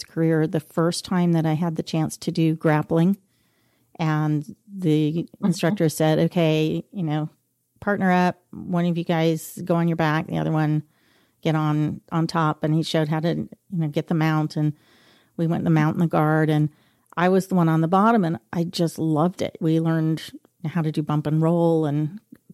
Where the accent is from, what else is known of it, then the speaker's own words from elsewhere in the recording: Stillwater, Oklahoma, United States; I grew up in Stillwater, Oklahoma